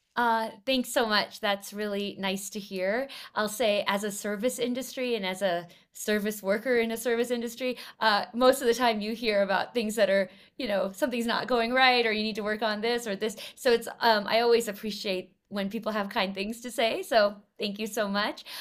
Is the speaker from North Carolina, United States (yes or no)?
no; Los Angeles, California, United States; I grew up in Los Angeles, uh, in nineteen ninety-three